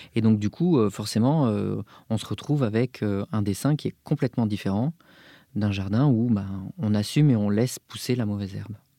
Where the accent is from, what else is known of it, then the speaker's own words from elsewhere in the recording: Bordeaux, Nouvelle-Aquitaine, France; now in Paris, France; je suis originaire donc de Bordeaux, plus principalement euh, du bassin d'Arcachon.